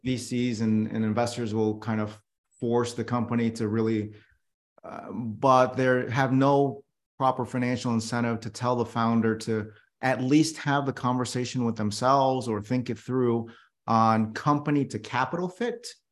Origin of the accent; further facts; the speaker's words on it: New York City, New York, United States; I was born in New York City